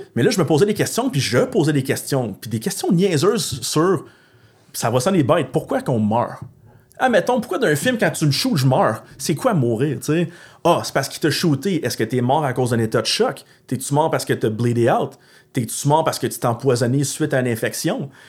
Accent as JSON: {"language": "French", "town": "Gatineau", "region": "Quebec", "country": "Canada", "said": "je viens de l'Outaouais"}